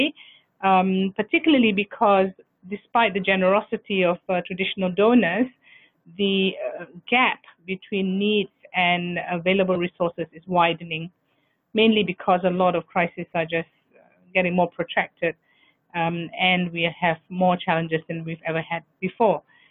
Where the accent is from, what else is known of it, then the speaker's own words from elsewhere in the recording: Malaysia; I am a Malaysian nationality